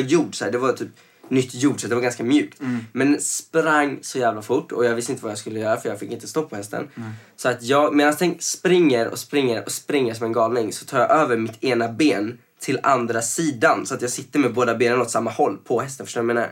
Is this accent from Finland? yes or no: no; Venezuela; now in Sweden; när jag växte upp i Venezuela så var det, man hade ju uniformer alltså sen man var liten